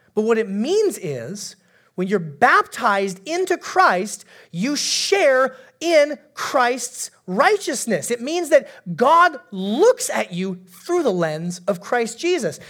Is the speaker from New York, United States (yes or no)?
no; Alaska, United States; moved away; I'm from Alaska originally.